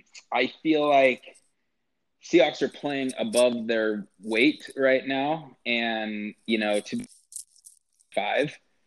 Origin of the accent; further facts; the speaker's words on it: Yakima, Washington, United States; moved away; I actually went back to my hometown, Yakima, and spent time. So that's Eastern Washington